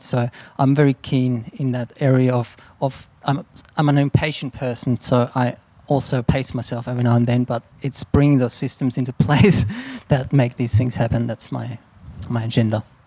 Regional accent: Austria; now in Australia; growing up in Austria around castles and buildings that were sort of built for centuries and to last and coming to Australia

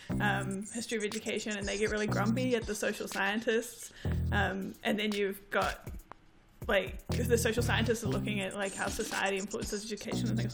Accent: New Zealand; accent: New Zealand, Palangi accent; moved away as an adult; now in Vancouver, Canada; my husband and I are, like, first-generation New Zealand-born Pacific

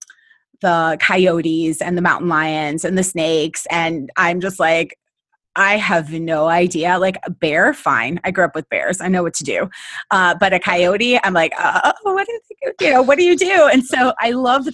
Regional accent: Minnesota, United States; now in California, United States; I grew up in Minnesota in a rural environment

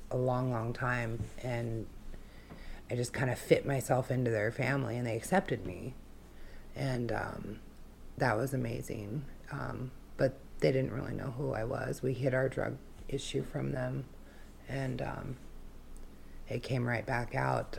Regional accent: Wasilla, Alaska, United States; also born or lived in Fairbanks, Alaska / Kenai, Alaska; I grew up in Wasilla. Um, that's where I went to school, uh, grade school and high school

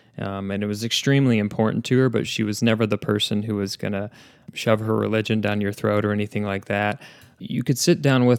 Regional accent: Arizona, United States; born there; also born or lived in Texas / Tennessee; So to set the stage, I was born in Arizona, lived there for a couple of years, then moved to Texas and then to Tennessee.

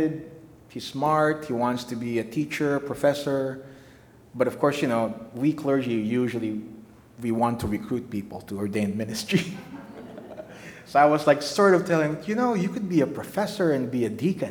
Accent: Philippines; moved away as an adult; now in United States; I'm from the Philippines

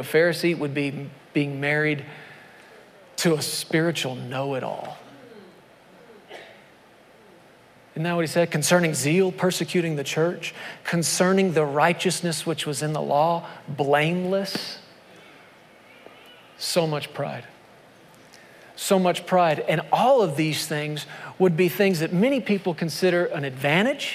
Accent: United States; my identity as an American

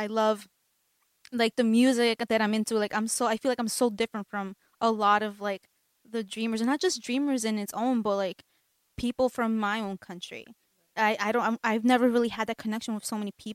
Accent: United States; also born or lived in Mexico; growing up here my whole life

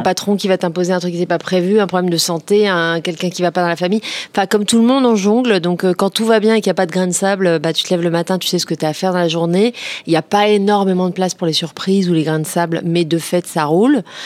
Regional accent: Créteil, Île-de-France, France; j'ai grandi à Créteil

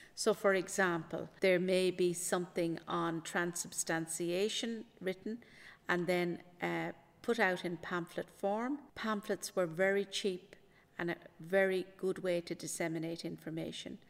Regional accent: Maynooth, County Kildare, Ireland; I am from Maynooth, I'm a Maynooth native

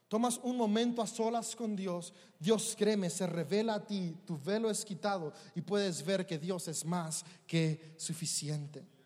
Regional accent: Mexico; Somos mexicanos

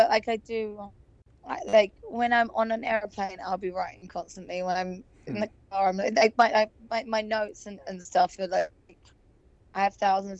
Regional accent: England, United Kingdom; now in Los Angeles, United States; I've still never had therapy or anything because I'm so English. But I think now that I've lived in LA for so long

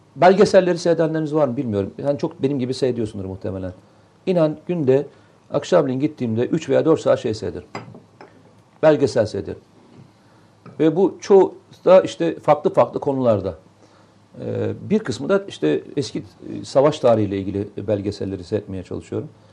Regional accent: Samsun, Turkey; moved away; benim memleketim hani Samsun.

